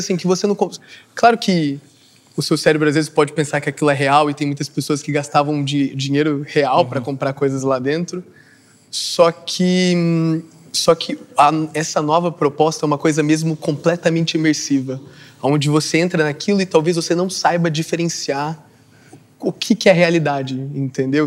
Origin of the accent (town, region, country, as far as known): Vila Real de Santo António, Faro, Portugal